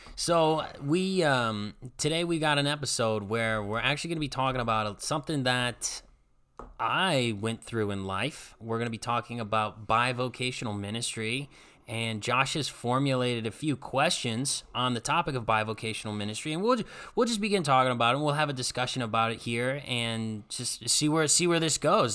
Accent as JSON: {"language": "English", "town": "Strongsville", "region": "Ohio", "country": "United States", "tie": "born or raised there", "moved": "as an adult", "said": "move back to my hometown, work in my home church that I grew up going"}